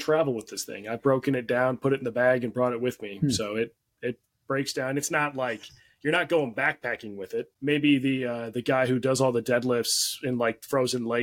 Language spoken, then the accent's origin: English; Minnesota, United States; I grew up in Minnesota